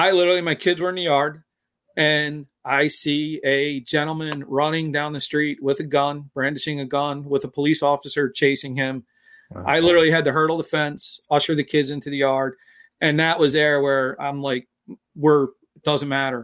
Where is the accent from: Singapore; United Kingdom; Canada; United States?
United States; Philadelphia, Pennsylvania; I was born and raised in Philadelphia. I grew up in a neighborhood called Fishtown.